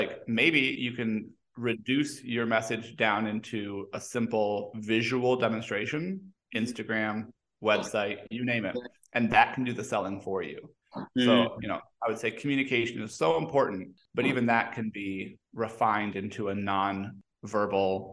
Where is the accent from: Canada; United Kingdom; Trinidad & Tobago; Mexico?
Mexico; now in United States; I was born and raised in Mexico